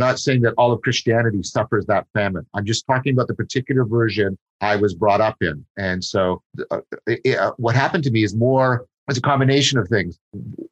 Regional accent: Dundas, Ontario, Canada; first language English; I grew up in Dundas in Canada, which is near Hamilton

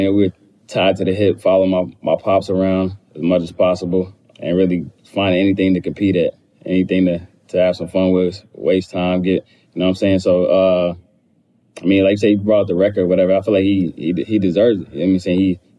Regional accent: Charlotte, North Carolina, United States; That stuff both of us had to deal with our whole life growing up in Charlotte, being son of an NBA player who played there for 10 years.

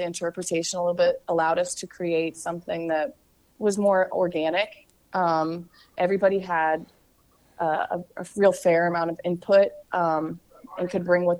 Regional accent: Kansas City, Missouri, United States; I'm from Kansas City

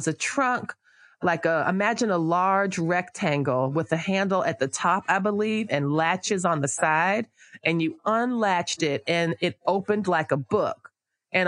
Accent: West Palm Beach, Florida, United States; we grew up in South Florida in West Palm Beach

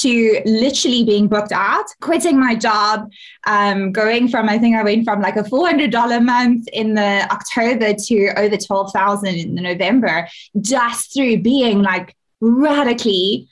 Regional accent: South Africa; I'm from South Africa

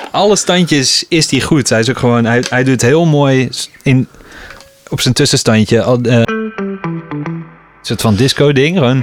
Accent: Best, North Brabant, Netherlands; de buurt van Eindhoven, waar ik opgroeide. In Best

